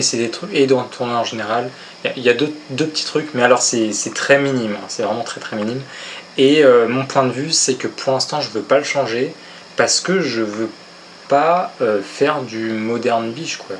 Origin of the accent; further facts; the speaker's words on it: Paris, Île-de-France, France; moved away; also born or lived in Mont-de-Marsan; je suis parisien d'origine